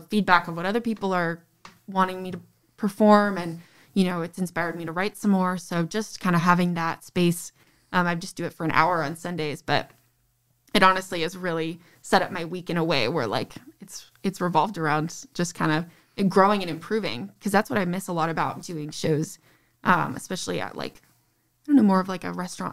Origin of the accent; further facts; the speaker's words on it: Novi, Michigan, United States; I grew up in Novi